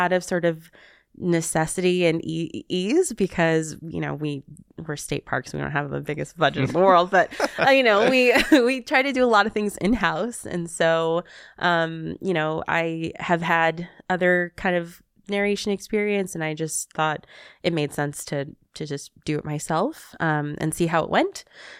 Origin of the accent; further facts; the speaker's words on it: California, United States; accent: Southern California; trying not to speak in my Southern California accent